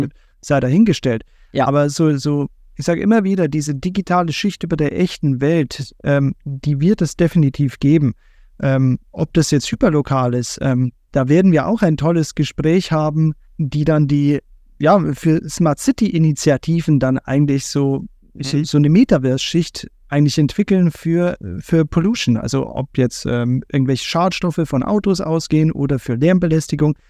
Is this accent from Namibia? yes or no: no; Bavaria, Germany; wir kommen ja beide aus Bayern.